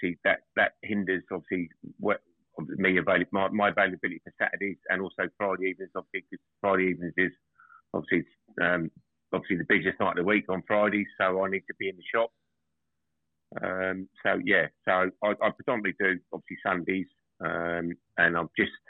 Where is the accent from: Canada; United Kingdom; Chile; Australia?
United Kingdom; Essex, East of England; moved away as an adult; now in Northampton, United Kingdom; I'm originally from Essex and moved up to Northampton in 2021